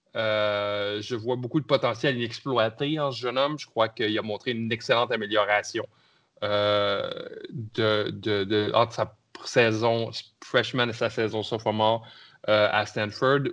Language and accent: French; Canada; votre Canadien préféré